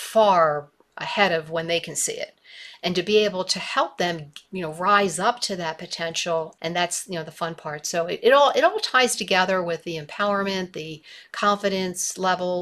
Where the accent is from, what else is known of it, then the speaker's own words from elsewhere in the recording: Baltimore, Maryland, United States; moved away as an adult; now in Missoula, United States; I grew up in Baltimore. I lived there my entire life